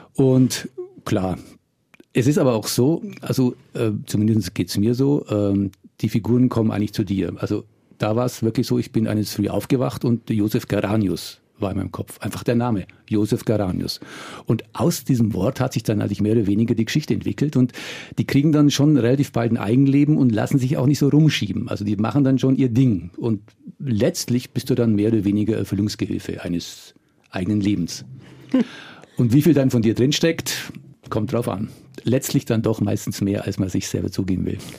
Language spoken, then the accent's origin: German; Würzburg, Bavaria, Germany; ich komme aus Würzburg